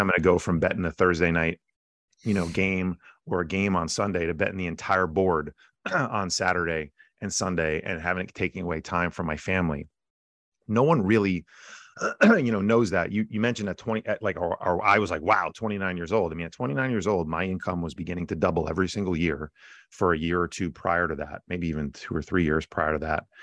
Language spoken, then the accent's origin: English; New Jersey, United States; I'm a guy from Jersey